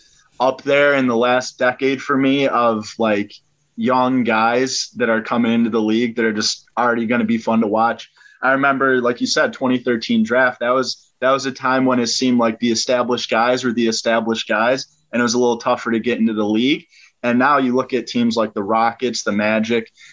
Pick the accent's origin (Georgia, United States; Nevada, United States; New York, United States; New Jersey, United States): New York, United States; Newfane; my little high school in Western New York, Newfane